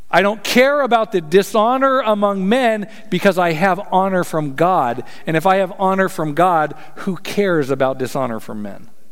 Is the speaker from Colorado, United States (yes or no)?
yes; Colorado, United States; I'm from Colorado